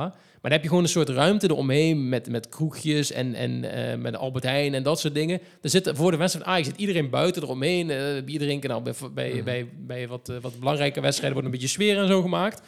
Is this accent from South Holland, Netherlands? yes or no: no; Huissen, Gelderland, Netherlands; Vroeger ben ik daar opgegroeid en geboren, zelfs letterlijk ben ik daar geboren in Huissen